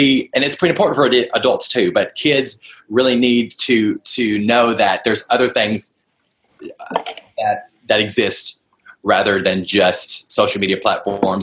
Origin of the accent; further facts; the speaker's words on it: Nashville, Tennessee, United States; now in Los Angeles, United States; I'm originally from Nashville, so all of my real family is over there